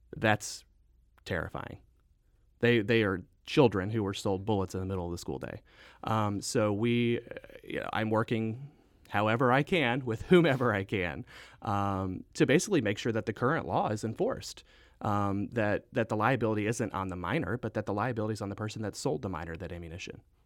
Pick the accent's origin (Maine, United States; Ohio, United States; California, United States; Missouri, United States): Missouri, United States; Southwest; also born or lived in Saint Louis; I grew up in Southwest Missouri. I went to high school at Skyline High School in Hickory County, Missouri